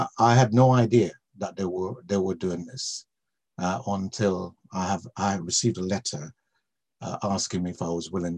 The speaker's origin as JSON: {"language": "English", "country": "Jamaica", "tie": "born or raised there", "moved": "yes", "lives_now": "United Kingdom", "said": "I came here from Jamaica, where I was born"}